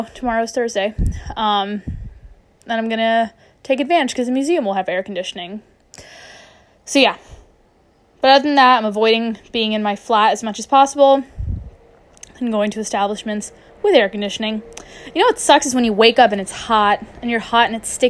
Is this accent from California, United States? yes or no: no; Jacksonville, Florida, United States; moved away as an adult; also born or lived in Los Angeles, United States; now in London, United Kingdom; I'm from Jacksonville, Florida